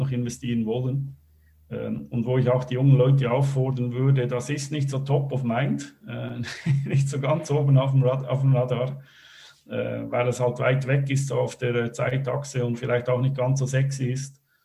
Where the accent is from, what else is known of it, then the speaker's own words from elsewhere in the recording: Switzerland; moved away as an adult; also born or lived in Germany / Belgium / Netherlands; Ich bin Schweizer, äh, war aber die letzten ja, 15, 20 Jahre eigentlich meistens irgendwo in Europa unterwegs